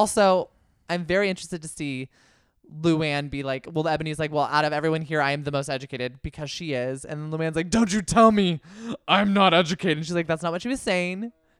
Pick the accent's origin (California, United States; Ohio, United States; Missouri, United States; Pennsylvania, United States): California, United States; I'm from the Yay Area.